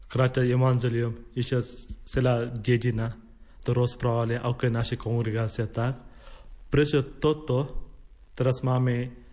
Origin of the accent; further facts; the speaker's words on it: India; Slovak is a second language; moved away as an adult; now in Slovakia; Som rada, že môžem povedať, že som z Indie.